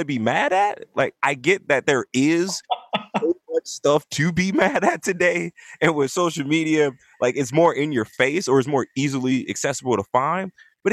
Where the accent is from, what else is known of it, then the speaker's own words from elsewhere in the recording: Compton, California, United States; I am from Compton, also known as Bompton, California